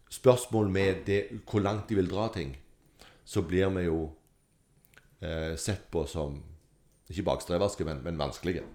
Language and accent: Norwegian; Sandnes, Rogaland, Norway; jeg er fra Sandnes